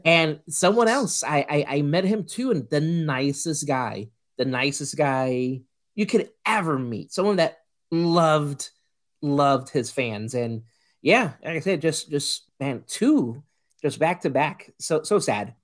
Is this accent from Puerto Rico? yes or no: yes; Puerto Rico; I grew up in Puerto Rico